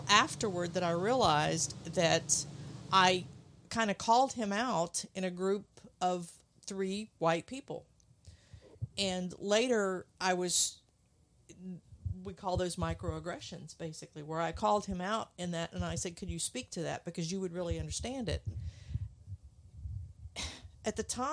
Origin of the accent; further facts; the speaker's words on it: the South, United States; growing up in the South